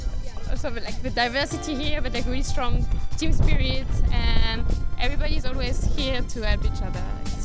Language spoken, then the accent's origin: English; France; now in London, United Kingdom; I'm part of the support team. I'm from France, but I'm working with a London team, the European team.